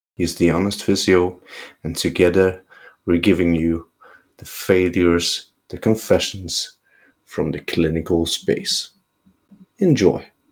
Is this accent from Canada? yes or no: no; Norway; English is a second language; I'm a physio from Norway